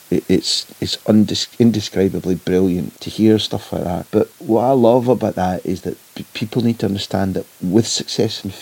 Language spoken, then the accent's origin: English; Clydebank, Scotland, United Kingdom; Now, what it is about growing up in Clydebank that makes you hate River Plate, I've never quite been able to understand.